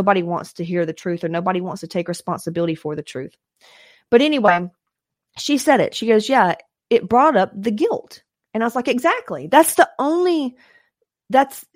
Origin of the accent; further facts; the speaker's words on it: Atlanta, Georgia, United States; I grew up in Atlanta